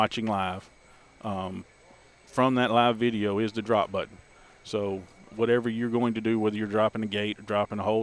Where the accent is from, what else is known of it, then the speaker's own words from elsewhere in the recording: Alabama, United States; also born or lived in Mississippi; now in Crawford, United States; I was born and raised in Alabama, and I went to Mississippi State University